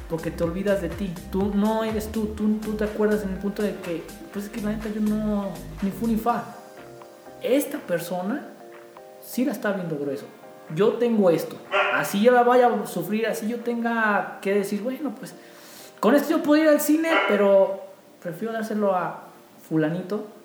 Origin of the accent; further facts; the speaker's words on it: San Luis Potosí, Mexico; Mira, nosotros somos de San Luis Potosí.